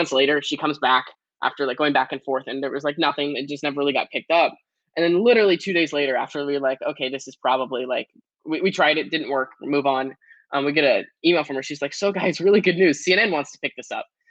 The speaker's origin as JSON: {"language": "English", "town": "Portland", "region": "Oregon", "country": "United States", "tie": "born or raised there", "said": "I grew up in Portland, Oregon"}